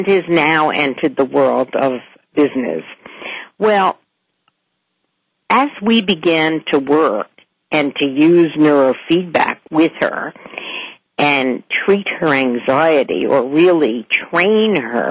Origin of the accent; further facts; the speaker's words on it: New York, United States; moved away as an adult; now in West Hartford, United States; I'm obviously from New York